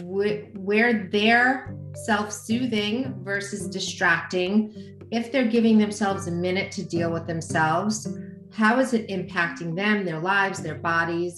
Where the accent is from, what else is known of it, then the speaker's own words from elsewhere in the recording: United States; I'm an American